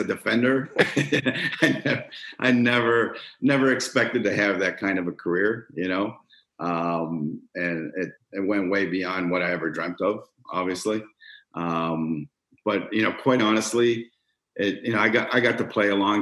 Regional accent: Toronto, Ontario, Canada; moved away as an adult; now in Cleveland, United States; growing up in Toronto, you know, if you're a Canadian kid, you got to play hockey

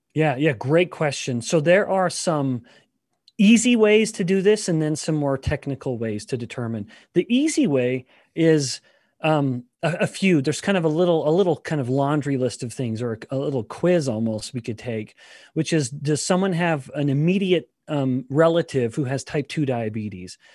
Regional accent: Canada; I am Canadian

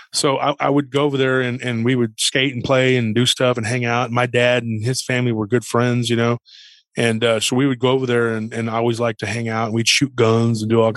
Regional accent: Taylor, Texas, United States; here in Central Texas and around my hometown

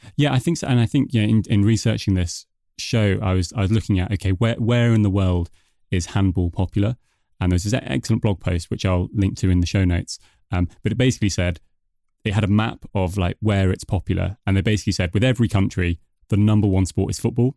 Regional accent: United Kingdom; moved away as an adult; now in Denmark; as you can probably tell from my accent, I'm originally from the U K

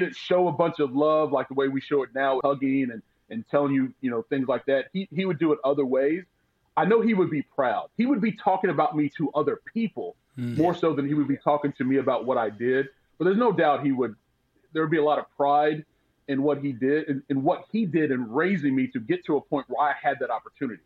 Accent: White Plains, Kentucky, United States; moved away; also born or lived in Lexington, Kentucky; I'm from White Plains, which is in Hopkins County.

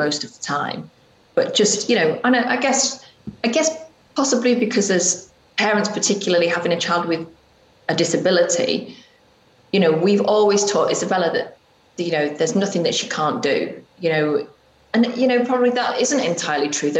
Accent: England, United Kingdom; moved away as an adult; also born or lived in Spain; now in United States; as English people

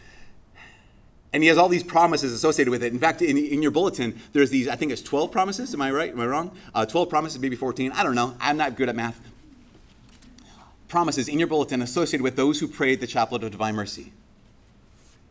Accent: Brainerd, Minnesota, United States; moved away; my hometown about a month ago, Brainerd

